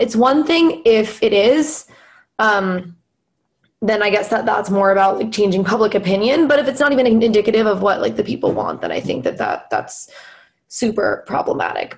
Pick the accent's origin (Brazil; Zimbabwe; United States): United States; Los Angeles, California; moved away as an adult; now in Philadelphia, United States; I'm from Los Angeles, and LA in itself is a is a pretty progressive place comparatively, you know, compared to the rest of the country. And I feel like I was in my own little like liberal bubble um, in in high school and kind of growing up.